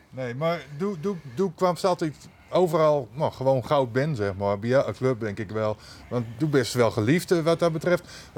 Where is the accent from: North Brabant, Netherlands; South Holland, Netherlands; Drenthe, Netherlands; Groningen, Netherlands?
Groningen, Netherlands; Finsterwolde; also born or lived in Oostwold; ik ben geboren in Vinnewold. Nooit in het dorp, maar de boeten.